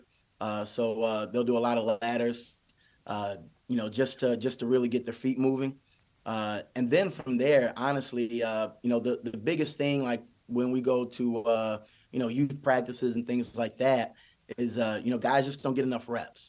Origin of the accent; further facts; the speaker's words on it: Michigan, United States; growing up in Michigan